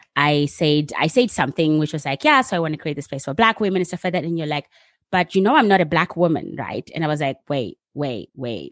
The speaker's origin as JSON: {"language": "English", "country": "United States", "moved": "yes", "lives_now": "Netherlands", "said": "as an American"}